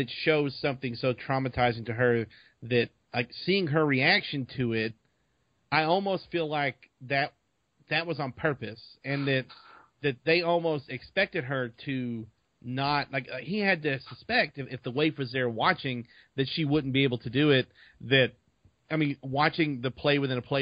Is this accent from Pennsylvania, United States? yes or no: no; Arkansas, United States; I'm from Arkansas